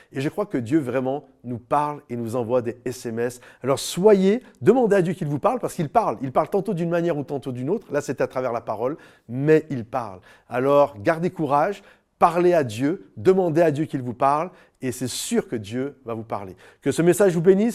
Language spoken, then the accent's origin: French; France; on habite en France, on est des Français